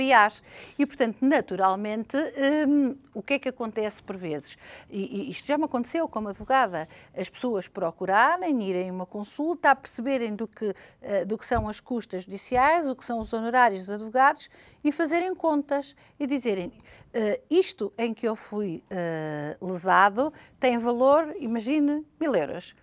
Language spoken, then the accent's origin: Portuguese; Portugal; como portuguesa